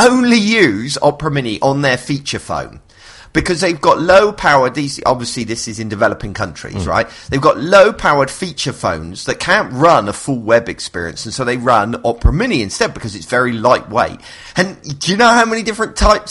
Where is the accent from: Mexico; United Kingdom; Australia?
United Kingdom; I'm British